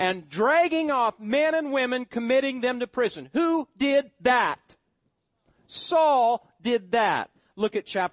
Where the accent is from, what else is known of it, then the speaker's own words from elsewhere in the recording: Nebraska, United States; moved away; My hometown. Drug infested. This high on the wealth, probably the highest on the welfare list of all the counties in Nebraska